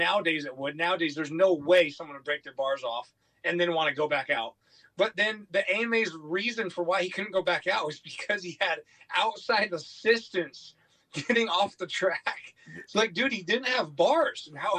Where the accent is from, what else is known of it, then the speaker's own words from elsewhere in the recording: upstate New York, United States; growing up in New York